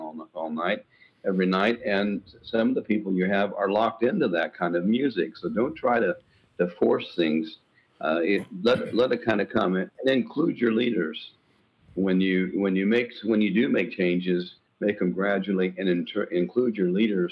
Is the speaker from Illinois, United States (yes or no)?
no; Indiana, United States; moved away as an adult; also born or lived in Minnesota; now in Tennessee, United States; Indiana was where I grew up